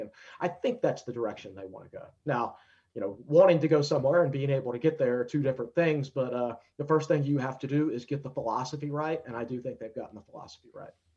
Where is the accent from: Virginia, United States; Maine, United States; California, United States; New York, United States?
Virginia, United States; Danville; moved away; I'm from Danville originally